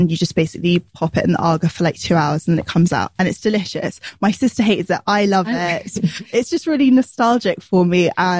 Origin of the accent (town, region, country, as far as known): United Kingdom; born or raised there